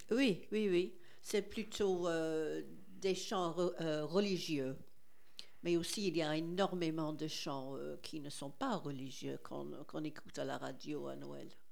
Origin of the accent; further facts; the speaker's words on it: England, United Kingdom; French is a second language; now in France; je suis anglaise. Euh, mes parents étaient irlandais, des immigrés en Angleterre